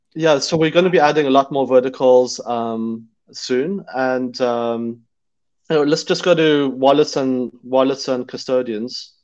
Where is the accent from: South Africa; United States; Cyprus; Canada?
South Africa; moved away; I grew up in South Africa